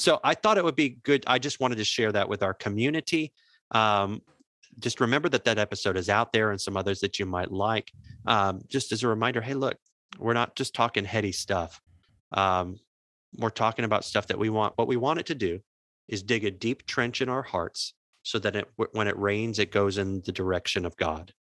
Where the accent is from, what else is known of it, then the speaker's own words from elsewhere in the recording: Jacksonville, Florida, United States; I grew up near the Jacksonville Suns